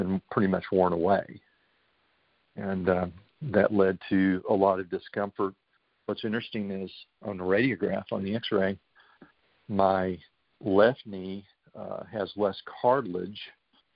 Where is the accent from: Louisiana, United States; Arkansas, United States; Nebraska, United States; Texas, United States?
Texas, United States; Dallas; I grew up in Dallas, Texas. I've lived in the Dallas area all my life